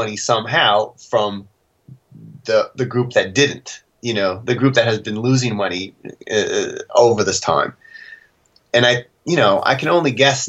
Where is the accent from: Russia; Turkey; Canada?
Canada; as a Canadian